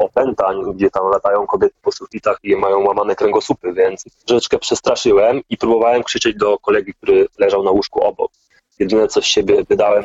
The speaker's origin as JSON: {"language": "Polish", "country": "Poland", "also_born_or_lived": "Gdańsk / Germany", "said": "Ja pochodzę z katolickiej rodziny, i jak to typowa polska katolicka rodzina"}